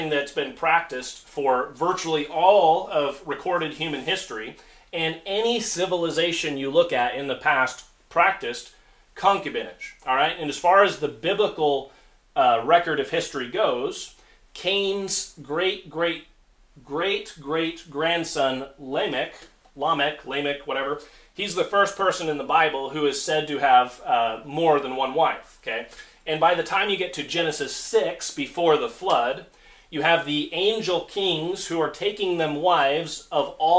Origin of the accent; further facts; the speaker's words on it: United States; As Americans, we live in a very, very exceptional society